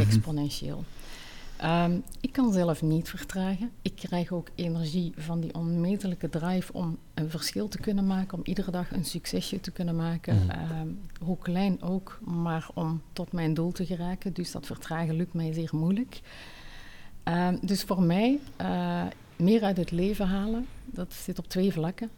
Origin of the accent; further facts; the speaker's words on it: Netherlands; also born or lived in Tunisia / Switzerland; now in Belgium; ik ben geboren getogen in Nederland, maar ik ben ook al vroeg uit Nederland weggegaan